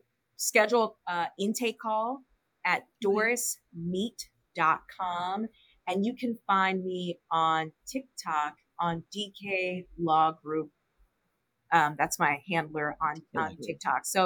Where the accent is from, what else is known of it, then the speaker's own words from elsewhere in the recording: Illinois, United States; I'm from Illinois